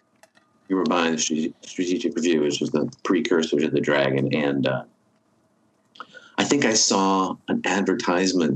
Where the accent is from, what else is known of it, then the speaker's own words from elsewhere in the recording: Berkeley, California, United States; I grew up in Berkeley. I went to high school in Berkeley